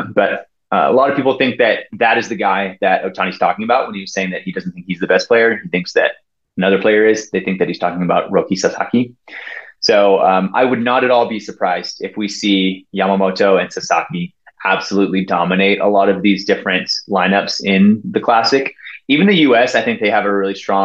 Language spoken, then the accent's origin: English; United States; I am American. I root for Team USA.